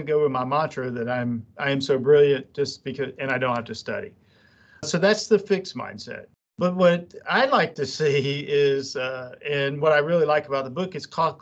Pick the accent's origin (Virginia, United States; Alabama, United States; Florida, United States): Alabama, United States; Jasper; moved away as an adult; I'm from Alabama